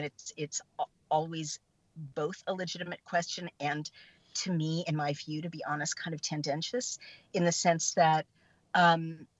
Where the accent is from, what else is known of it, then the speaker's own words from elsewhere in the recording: San Francisco, California, United States; I was born in San Francisco, and I grew up in the Haight-Ashbury